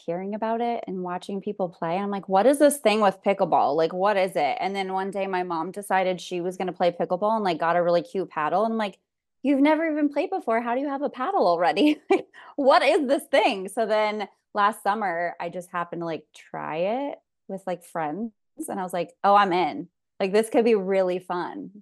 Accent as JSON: {"language": "English", "region": "California", "country": "United States", "tie": "born or raised there", "said": "born and raised in California, mom of two."}